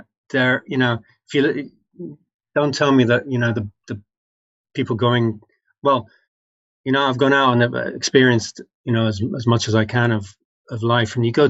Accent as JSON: {"language": "English", "region": "England", "country": "United Kingdom", "said": "although you can hear my voice, I'm English culturally speaking, and I think of myself as English and all this. When I came back to the country as a 21-year-old"}